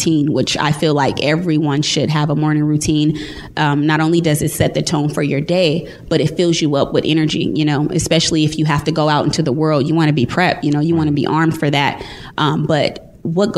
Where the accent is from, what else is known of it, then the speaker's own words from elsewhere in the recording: California, United States; moved away as an adult; now in Dallas, United States; I'm from California, and I'm going to spend some time home this fall